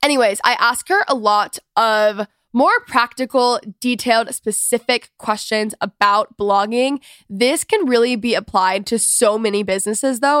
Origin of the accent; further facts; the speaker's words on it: Texas, United States; I'm from Texas. I did not grow up in the country by any means